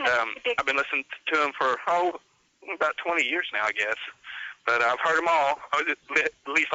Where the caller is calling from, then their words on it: Winslow, Arkansas, United States; Winslow, Arkansas. That was about 90 miles north of Pine Ridge, Arkansas.